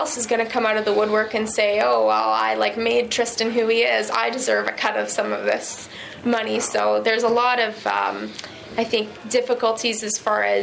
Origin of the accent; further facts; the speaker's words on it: British Columbia, Canada; I'm from British Columbia